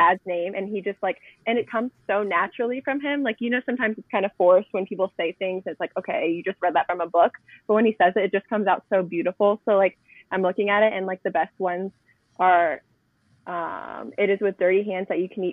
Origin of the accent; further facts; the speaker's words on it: Chesapeake, Virginia, United States; now in Northern Virginia, United States; I am originally from Chesapeake, but I moved to Northern Virginia Chesapeake, Virginia. But I live in Northern Virginia now